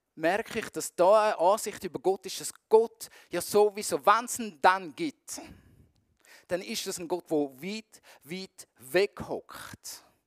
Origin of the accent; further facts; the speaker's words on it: Zurich, Switzerland; mich ähm, als Zürcher